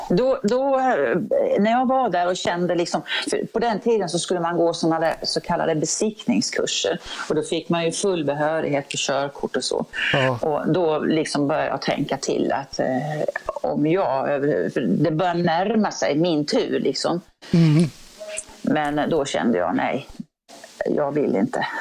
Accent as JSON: {"language": "Swedish", "town": "Örebro", "region": "Örebro County", "country": "Sweden", "said": "jag är ju från Örebro och eh, ja, den trakten"}